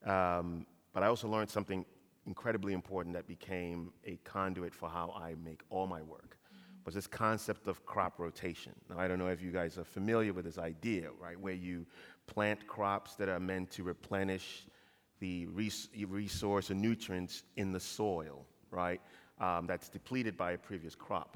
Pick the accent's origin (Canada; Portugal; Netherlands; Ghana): Ghana; moved away; also born or lived in Kent, Ohio; I was born and raised in Ghana